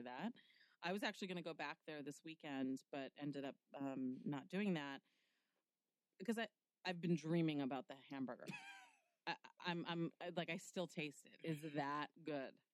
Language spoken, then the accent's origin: English; New York City, New York, United States; I was born in Manhattan